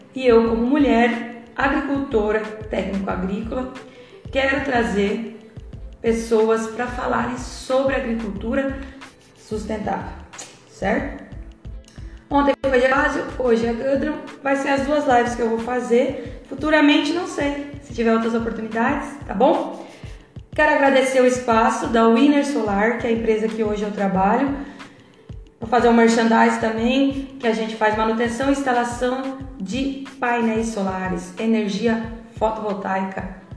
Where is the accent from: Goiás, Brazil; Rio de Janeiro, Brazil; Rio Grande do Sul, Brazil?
Rio Grande do Sul, Brazil; eu nasci aqui no Rio Grande do Sul, tem bastante alemão, holandês